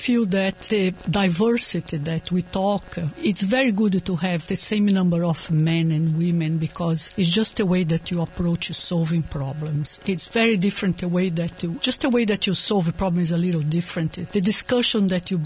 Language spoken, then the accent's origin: English; Brazil; moved away as an adult; I was born in Brazil and I grew up in a family of immigrants, so it's like a double immigrant